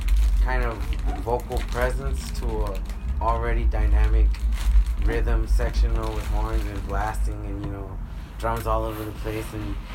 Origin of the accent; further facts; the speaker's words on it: Los Angeles, California, United States; I was from South LA, born and raised South